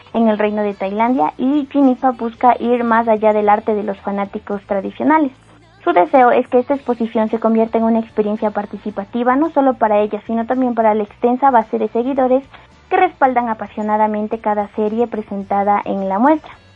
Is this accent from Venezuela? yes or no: no; Ecuador; soy de Ecuador